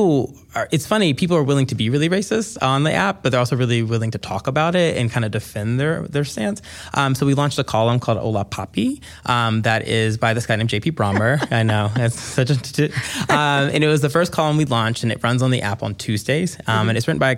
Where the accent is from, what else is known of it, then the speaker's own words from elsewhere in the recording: the South, United States; as a black person, I saw that a lot growing up in the South